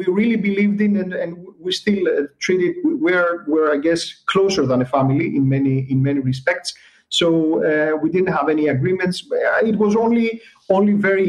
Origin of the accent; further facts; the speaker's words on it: Greece; we're coming from Greece